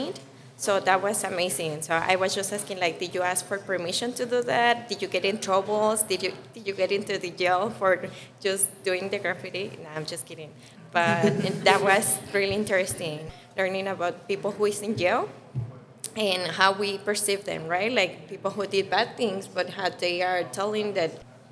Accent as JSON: {"language": "English", "region": "Guanajuato", "country": "Mexico", "moved": "yes", "said": "I'm from Mexico."}